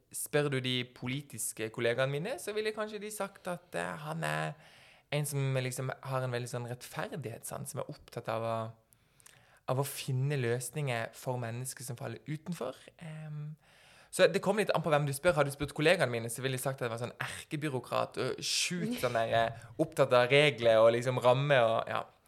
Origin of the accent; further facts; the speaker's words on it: Norway; vi har fått den såkalte gullbilletten for å bli liksom født og oppvokst i Norge